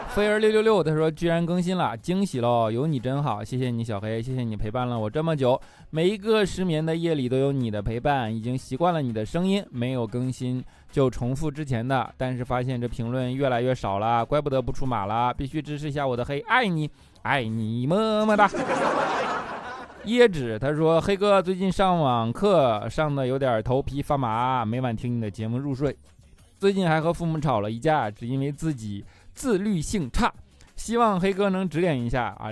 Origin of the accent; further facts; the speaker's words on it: China; 我们是中国人